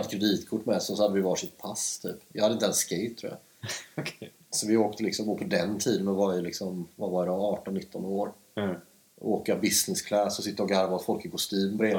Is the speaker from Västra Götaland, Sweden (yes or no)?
yes; Stenungsund, Västra Götaland, Sweden; moved away as an adult; now in Stockholm, Sweden; jag växte upp i Stenungsund som är fem mil norr om Göteborg